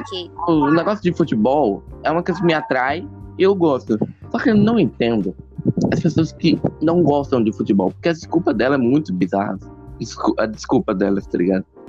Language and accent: Portuguese; Brazil; meu sangue é português de Portugal, né? Mas né, por é. causa disso que eu tenho, que, que eu sou do, tipo, nasci aqui no Brasil